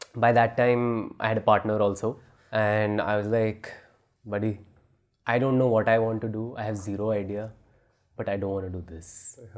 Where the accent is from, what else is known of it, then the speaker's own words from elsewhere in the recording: New Delhi, Delhi, India; also born or lived in New Zealand; I'm from Rajouri Garden